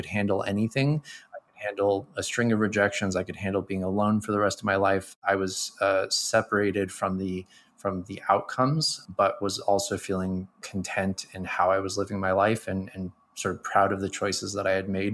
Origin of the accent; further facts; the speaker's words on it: United States; I'm a American male raised in the 80s